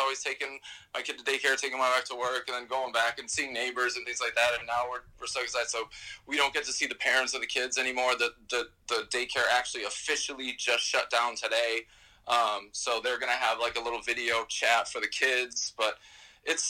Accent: New York, United States; as a New Yorker

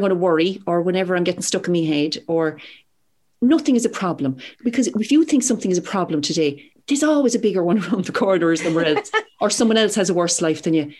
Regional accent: Whitechurch, Munster, Ireland; I'm from Whitechurch near Blarney in Cork.

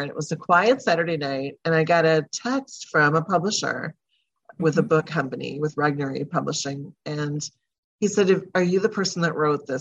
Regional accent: Wausau, Wisconsin, United States; also born or lived in Merrill, Wisconsin; we moved about 30 minutes away to Wausau

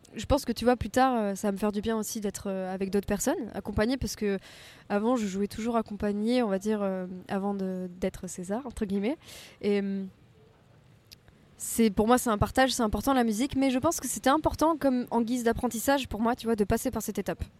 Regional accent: Provence-Alpes-Côte d'Azur, France; now in Paris, France; je ne pourrai jamais me défaire du soleil et de la mer en tant que bonne provençale

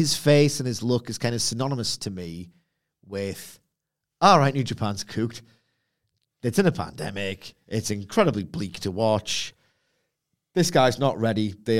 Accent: United Kingdom; Try being British.

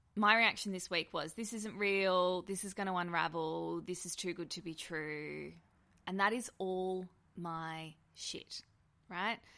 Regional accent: Australia; being an Australian

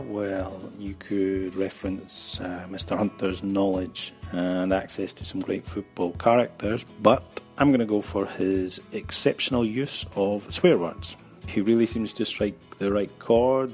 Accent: Scotland, United Kingdom; now in Barcelona, Spain

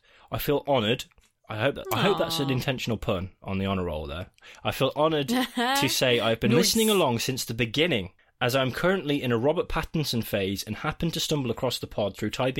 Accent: Australia; As an Australian, I'm also mesmerised by your wonderful accents.

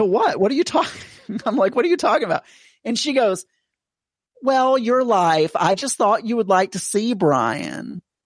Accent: the South, United States; I am from the South

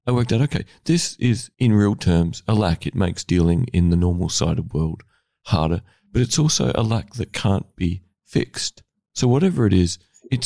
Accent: Australia; I'm an Australian male

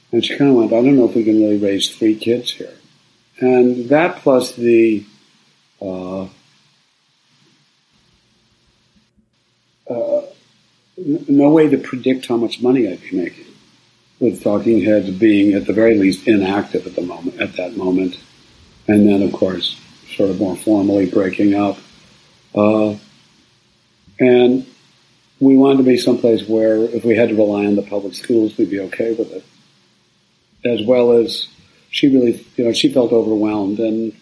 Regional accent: Midwest, United States; moved away as an adult; also born or lived in Cambridge, Massachusetts / New York; now in Marin County, United States; I grew up in the Midwest

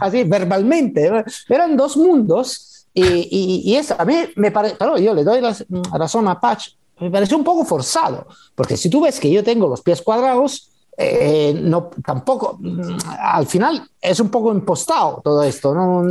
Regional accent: Italy

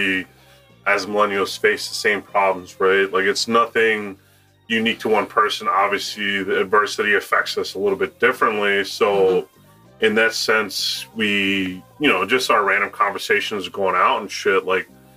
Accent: Owings Mills, Maryland, United States; also born or lived in Reisterstown, Maryland / Catonsville, Maryland; I originally grew up in Owings Mills, then moved to Reisterstown

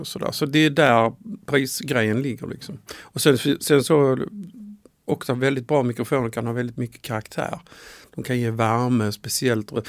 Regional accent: Skåne, Sweden; Jag är ju från Skåne

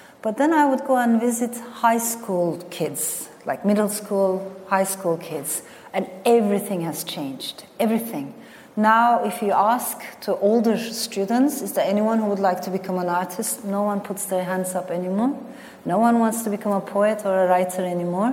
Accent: Turkey; also born or lived in France; I was born in France to Turkish parents, but then my parents got separated. My father stayed in France, and my mother brought me to Turkey

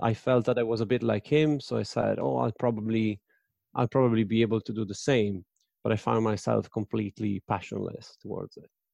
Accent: Padua, Veneto, Italy; I'm from Padova, which is in Veneto.

